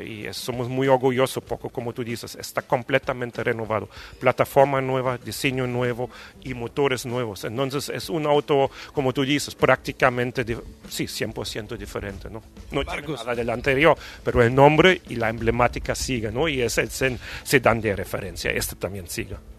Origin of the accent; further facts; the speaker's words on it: Germany; Spanish is a second language; moved away as an adult; also born or lived in Brazil; now in Mexico; yo llegué aquí no como alemán